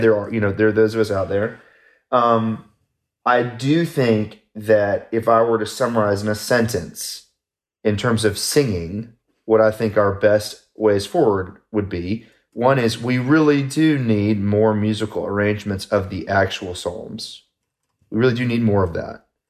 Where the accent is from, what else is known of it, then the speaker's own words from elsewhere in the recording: United States; I'm an American